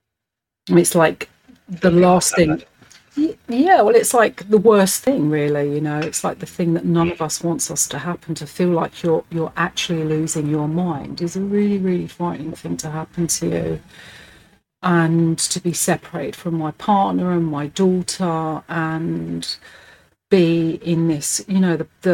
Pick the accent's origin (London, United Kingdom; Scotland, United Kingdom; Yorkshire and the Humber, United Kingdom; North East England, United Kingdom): London, United Kingdom; I'm a Hackney girl, so born and bred in the East End and lived here all my life